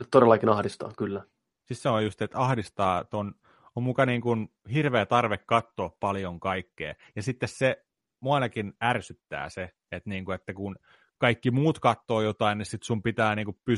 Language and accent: Finnish; India; sori, mä oon intialainen, mä en voi syödä pekonia, se on mun uskontoa vastaan